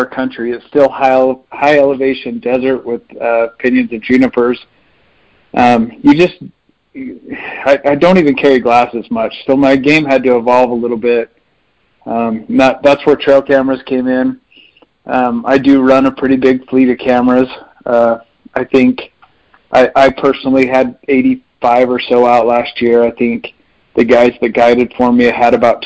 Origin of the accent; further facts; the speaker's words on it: central Utah, United States; I grew up hunting here centrally in Utah